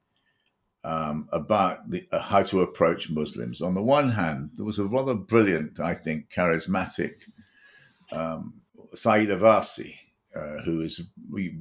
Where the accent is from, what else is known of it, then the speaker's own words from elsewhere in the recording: United Kingdom; as a British citizen, as I set out at the beginning of this chat, as a conservative British citizen